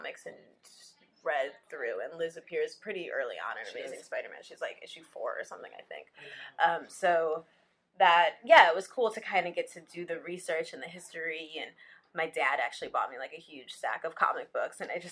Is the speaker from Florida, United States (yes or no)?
no; Evanston, Illinois, United States; I grew up in Evanston, Illinois